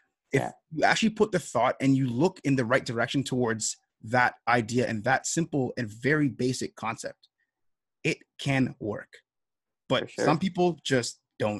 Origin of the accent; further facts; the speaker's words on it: Toronto, Ontario, Canada; we are both from Toronto